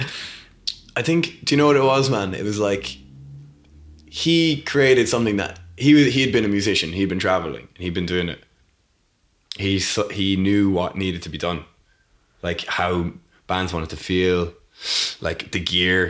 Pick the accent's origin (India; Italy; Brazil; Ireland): Ireland; Leap, Munster; moved away as an adult; also born or lived in United Kingdom; to grow up there